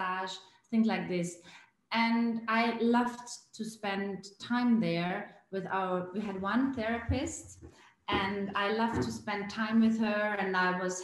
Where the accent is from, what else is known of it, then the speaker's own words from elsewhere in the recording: Bregenzerwald, Vorarlberg, Austria; I grew up here in the Bregenzerwald, the western part of Austria at the Lake of Constance.